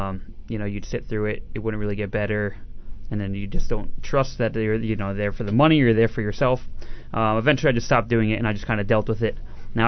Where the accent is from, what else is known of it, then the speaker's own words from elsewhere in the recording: New Jersey, United States; I run my own business. I come from South Jersey.